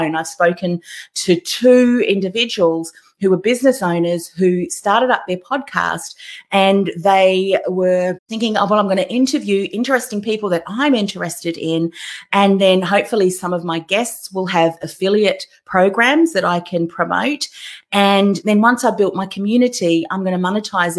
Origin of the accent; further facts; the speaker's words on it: Melbourne, Victoria, Australia; I'm from Melbourne too